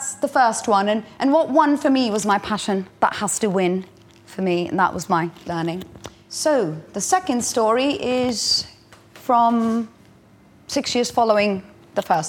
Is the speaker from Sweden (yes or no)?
no; India; moved away; I grew up in India